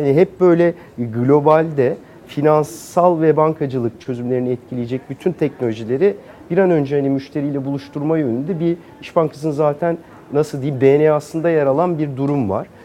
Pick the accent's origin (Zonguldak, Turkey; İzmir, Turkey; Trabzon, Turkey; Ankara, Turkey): Ankara, Turkey; moved away as an adult; now in Istanbul, Turkey; biraz Ankaralıyım. Ee, Ankara'da bütün küçüklüğüm, gençliğim, eğitim hayatım Ankara'da geçti.